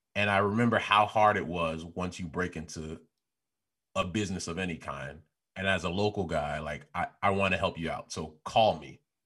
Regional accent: Chicago, Illinois, United States; I was the guy from Chicago talking all loud

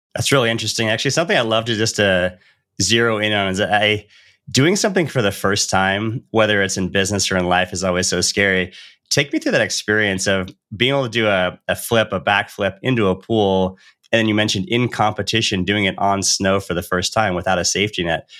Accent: Northern California near Lake Tahoe, United States; growing up in Northern California near Lake Tahoe

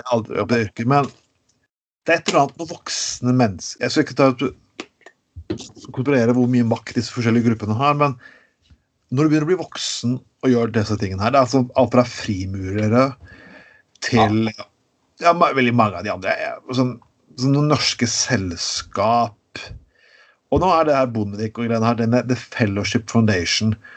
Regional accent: Norway; der jeg kommer fra i Grema

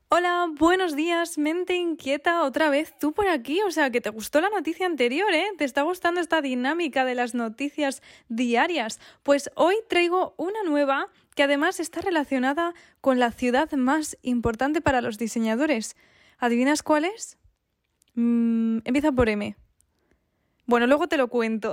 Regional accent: Spain; also born or lived in Sweden; Yo soy de España, pero viví durante dos años en Suecia

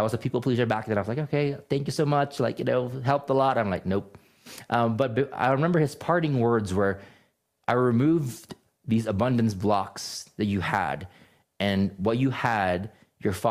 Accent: Philippines; moved away; also born or lived in California; I grew up in the Philippines, and I grew up in a very strict Catholic upbringing

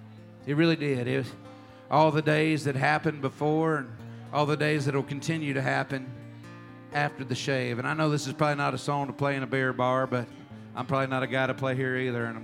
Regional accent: Texas, United States; also born or lived in Oklahoma; I grew up in Texas, but we had moved to Oklahoma, and he was going to die in Oklahoma in Tulsa.

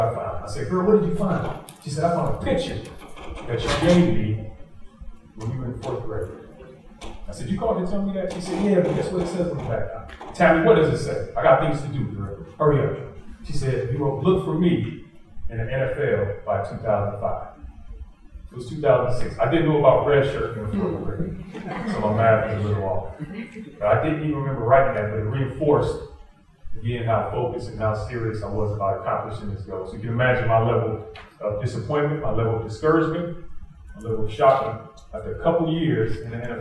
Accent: Detroit, Michigan, United States; From Detroit, I grew up on the northwest side of Detroit

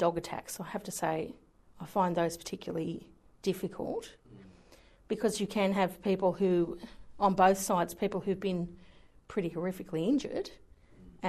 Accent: Hawkesbury area, western outskirts of Sydney, New South Wales, Australia; moved away as an adult; now in Newcastle, Australia; I was born out in the Hawkesbury area, which is sort of out Windsor, Richmond, the outskirts, very extreme western outskirts of Sydney, Blue Mountains.

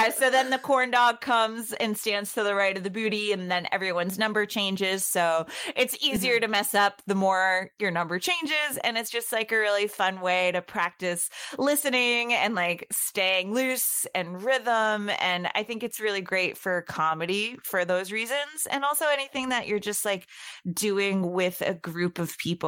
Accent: Boston, Massachusetts, United States; I grew up in Boston. I was born over on the East Coast.

